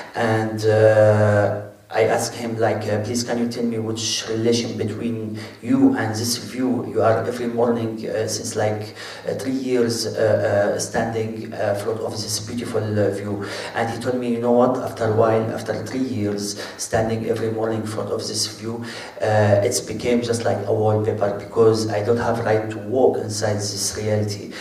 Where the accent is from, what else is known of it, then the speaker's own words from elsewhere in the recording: Syria; English is a second language; moved away; also born or lived in Lebanon; I came from Syria